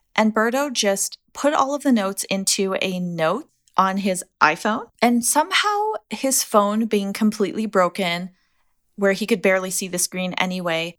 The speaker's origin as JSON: {"language": "English", "country": "United States", "said": "as an American"}